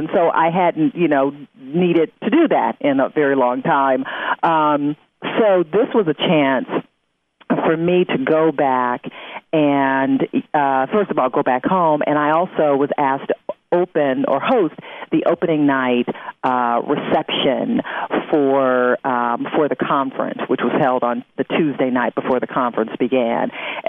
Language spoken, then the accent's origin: English; Detroit, Michigan, United States; it was in my hometown of Detroit, so I definitely wanted to be a part of it.